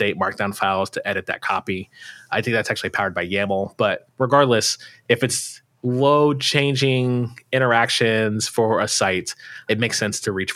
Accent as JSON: {"language": "English", "country": "United States", "accent": "American", "said": "my American accent"}